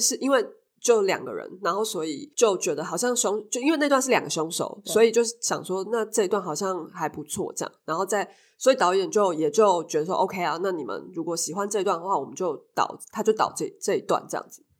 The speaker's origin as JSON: {"language": "Chinese", "region": "Taipei", "country": "Taiwan", "said": "因为我是台北人，然后我就，我就在台北"}